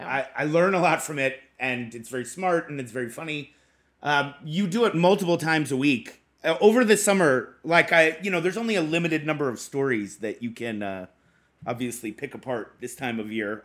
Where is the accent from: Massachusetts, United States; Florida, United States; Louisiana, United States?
Massachusetts, United States; Boston; I'm from Boston